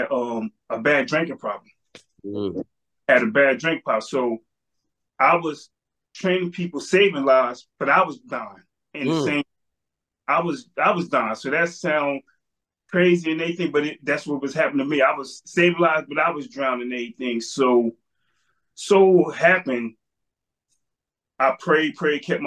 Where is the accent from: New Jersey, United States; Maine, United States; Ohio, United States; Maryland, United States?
New Jersey, United States; Trenton; I'm from Trenton, New Jersey, 47 years old.